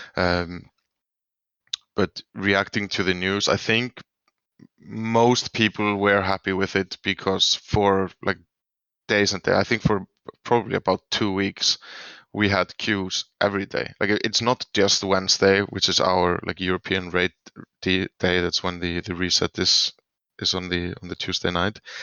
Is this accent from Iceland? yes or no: yes; Iceland; I'm from Iceland.